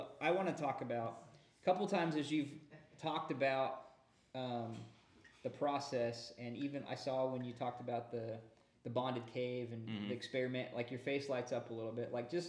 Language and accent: English; Hutchinson, Kansas, United States; moved away; I'm a Kansas kid too. I grew up in Hutchinson.